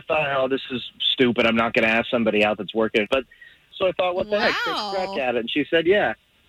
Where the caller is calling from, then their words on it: Orlando, Florida, United States; I'm calling from the Lee Vista area.